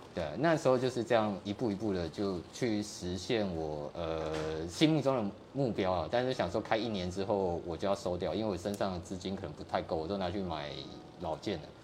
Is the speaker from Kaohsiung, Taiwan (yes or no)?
yes; Kaohsiung, Taiwan; 在高雄，在儿子寮，儿子寮。嗯，那时候没像现在开发那么那么多啊